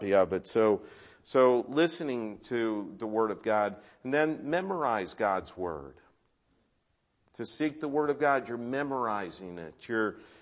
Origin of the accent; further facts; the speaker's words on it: Cleveland, Ohio, United States; I grew up in Cleveland.